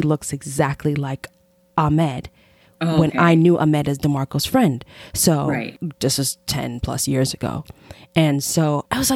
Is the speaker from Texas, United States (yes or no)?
no; Chicago, Illinois, United States; also born or lived in Jamaica; I'm from Chicago and I'm Jamaican